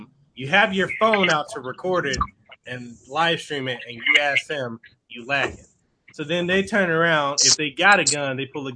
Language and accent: English; Memphis, Tennessee, United States; I grew up in South Memphis